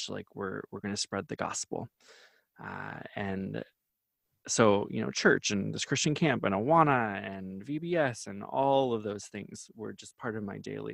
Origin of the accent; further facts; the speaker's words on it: Wisconsin, United States; also born or lived in Iowa; I'm from Wisconsin and Iowa.